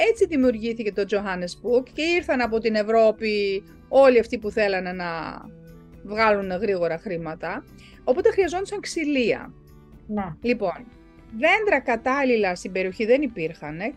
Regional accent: Germany; Εγώ μεγάλωσα κιόλα στη Γερμανία.

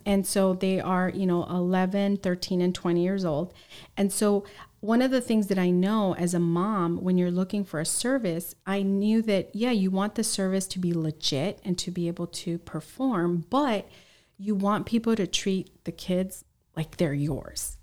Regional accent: San Diego, California, United States; also born or lived in Los Angeles; I was born in Los Angeles, and, um, when I was in middle school, my parents and my three brothers, we moved to San Diego, San Diego

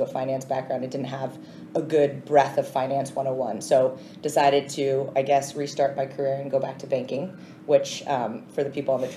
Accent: Swampscott, Massachusetts, United States; moved away as an adult; now in New York, United States; grew up in Swampscott, Massachusetts, so I want to give a shout out to the North Shore of Massachusetts

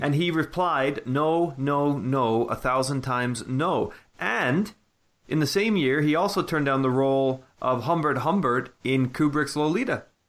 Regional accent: Canada; now in United Kingdom; growing up in Canada

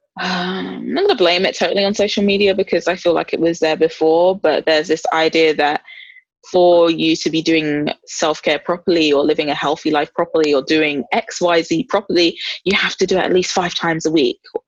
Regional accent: London, United Kingdom; I'm a Londoner

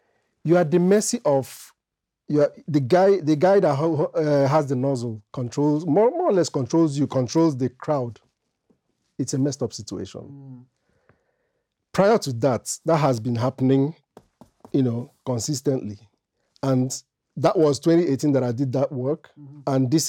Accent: Belgium; As early as 3, while growing up in Belgium, I have an elder brother.

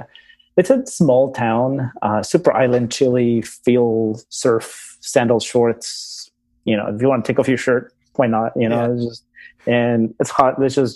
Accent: Andes, Ecuador; So I was born in Ecuador, grew up around the, you know, indigenous communities in Ecuador, you know, in the mountains in the Andes region.

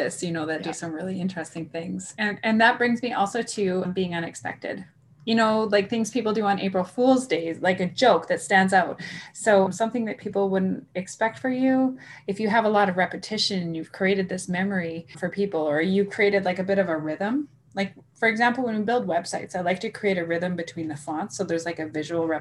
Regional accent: Saskatchewan, Canada; I come from Saskatchewan, right? And there's a big farming community here.

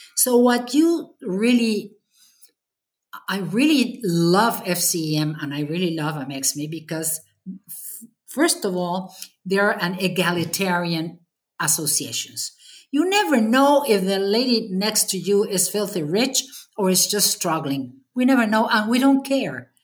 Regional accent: Mexico; I've devoted this association, Mexme, uh, eight years and a half as a chapter president mm-hmm. here in my hometown

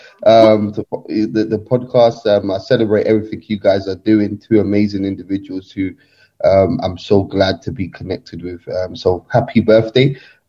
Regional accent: London, United Kingdom; I'm from Nigeria, but born and bred in England, London

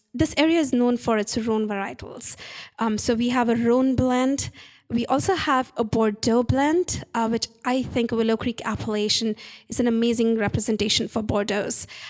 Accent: India; moved away; I'm Indian

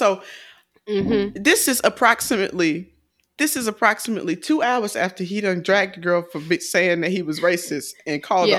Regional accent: the South, United States; I'm from the South. So when I got to DC, I was at a party like freshman

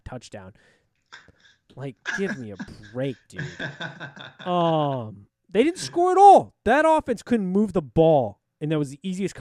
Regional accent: Northern Virginia, United States; I'm from the Northern Virginia part of the area

